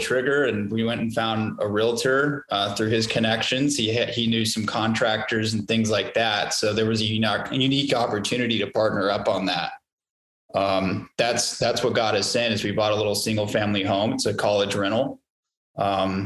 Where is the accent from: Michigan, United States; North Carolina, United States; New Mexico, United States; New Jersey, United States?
New Mexico, United States; Roswell; moved away as an adult; also born or lived in Lubbock, Texas / Dallas, Texas; now in Austin, United States; I'm actually originally from Roswell, New Mexico. That's where I grew up.